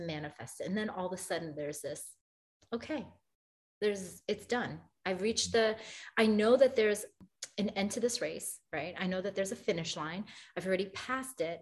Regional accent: New York City, New York, United States; now in Boston, United States; I'm from Brooklyn, New York.

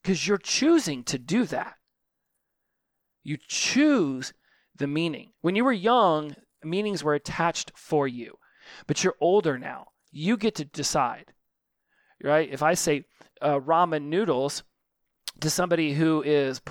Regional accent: United States; I'm a tall, straight, white, American male

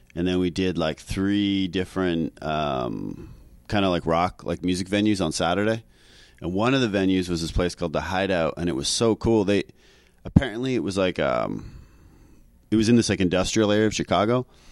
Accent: Canada; accent: Canadian; moved away as an adult; now in New York City, United States; I'm Canadian

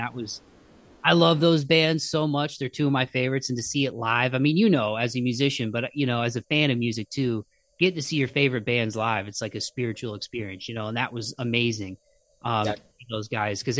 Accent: Midwest, United States; accent: Midwest nasally accent; now in Nashville, United States; I'm from the Midwest, so like we have a really nasally accent

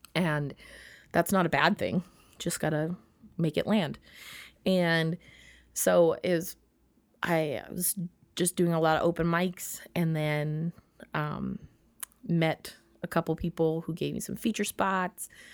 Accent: Minnesota, United States; I'm so Minnesotan

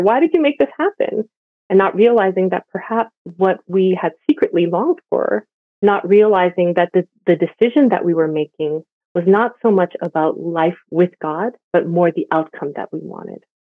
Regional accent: Montreal, Quebec, Canada; moved away as an adult; also born or lived in Vancouver; now in Toronto, Canada; I grew up in Montreal and I've been part of the Korean immigrant church forever

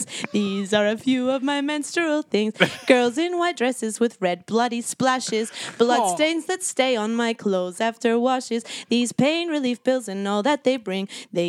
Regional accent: Scotland, United Kingdom; I grew up in Scotland

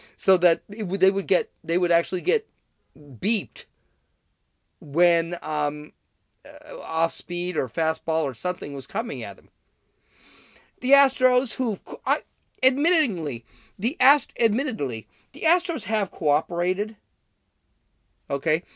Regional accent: Los Angeles, California, United States; I'm from Los Angeles

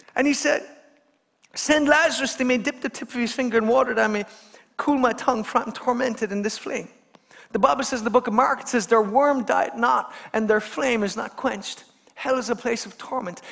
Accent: Kerry, Munster, Ireland; I come from Kerry

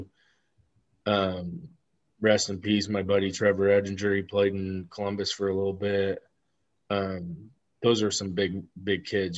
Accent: Amherstburg, Ontario, Canada; moved away as an adult; I'm from Amherstburg.

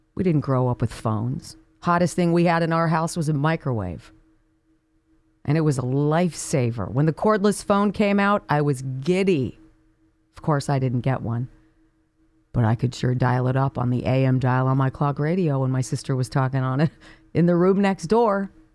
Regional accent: Los Angeles, California, United States; Growing up on Paul Revere Drive in what was then called Woodland Hills, California. It's now Calabasas.

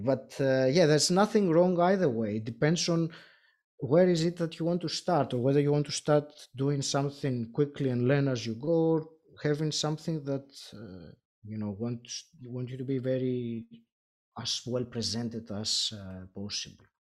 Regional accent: Greece; first language Greek; English is a second language; I'm Greek originally

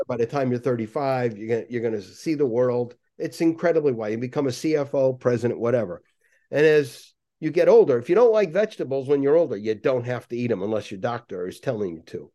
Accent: Waterbury, Connecticut, United States; also born or lived in Cranston, Rhode Island / Boston; I grew up in Waterbury, Connecticut

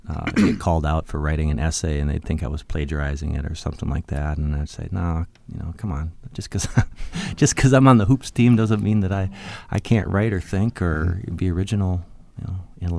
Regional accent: Minnesota, United States; I was born in Minneapolis to very young parents. My parents were 19 and 20 years old only, so I was something of a love child, I believe. Props to …. But we moved soon to Southwest Minnesota

